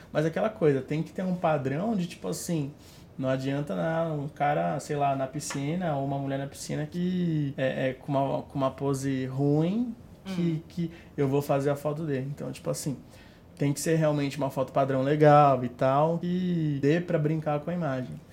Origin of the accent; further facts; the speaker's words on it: Santos, São Paulo, Brazil; eu sou de Santos, tem muita gente de Santos que me procura